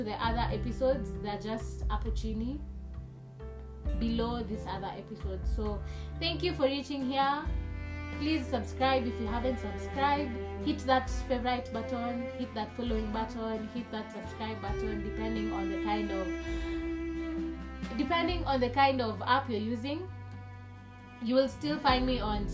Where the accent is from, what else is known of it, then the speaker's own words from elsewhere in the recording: Kenya; English is a second language; I'm not speaking correct English with me, but I am a Kenyan